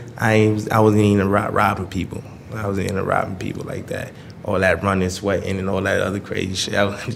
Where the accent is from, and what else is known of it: New York City, New York, United States; born or raised there